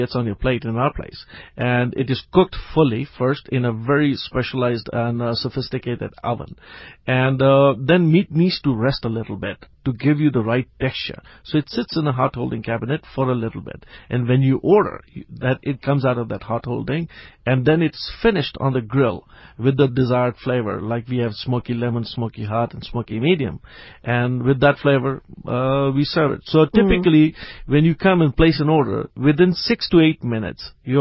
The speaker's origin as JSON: {"language": "English", "country": "Pakistan", "tie": "born or raised there", "also_born_or_lived": "United States", "moved": "yes", "lives_now": "South Africa", "said": "I grew up in Pakistan"}